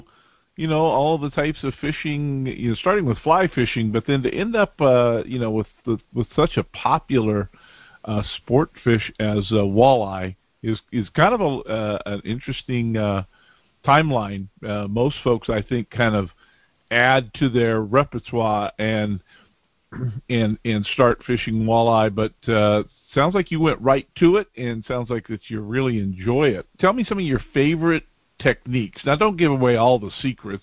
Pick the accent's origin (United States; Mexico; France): United States; California; now in Portland, United States; I grew up down in California